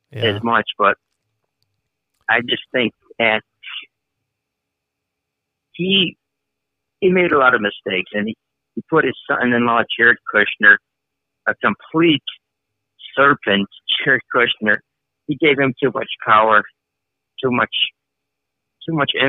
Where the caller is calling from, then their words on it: Chicago, Illinois, United States; Uh, Chicago.